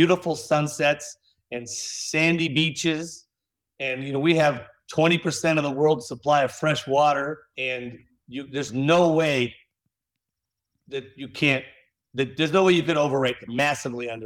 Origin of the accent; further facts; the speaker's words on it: Ann Arbor, Michigan, United States; I growing up in Ann Arbor